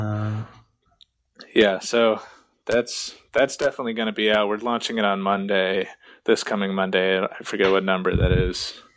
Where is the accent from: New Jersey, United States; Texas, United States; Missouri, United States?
New Jersey, United States; around New York City; moved away as an adult; now in Rochester, United States; I grew up like right around New York City, for like first 20 years of my life